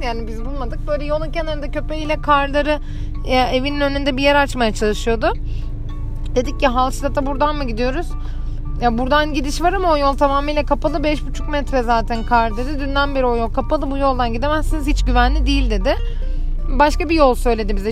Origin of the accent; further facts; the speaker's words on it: İzmir, Turkey; bir İzmirli olarak hiç kar tecrübem neredeyse yok